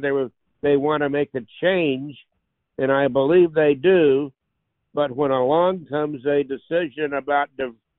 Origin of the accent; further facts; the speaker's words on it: Leesville, Louisiana, United States; I was born in Leesville, Louisiana in 1939